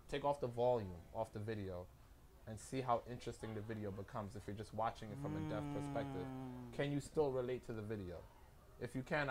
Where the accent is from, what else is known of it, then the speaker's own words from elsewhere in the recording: New York City, New York, United States; I'm from Brooklyn